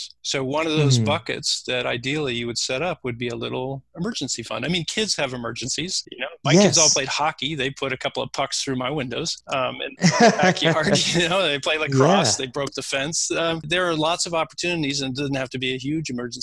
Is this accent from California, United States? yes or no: yes; Silicon Valley, California, United States; I grew up in Silicon Valley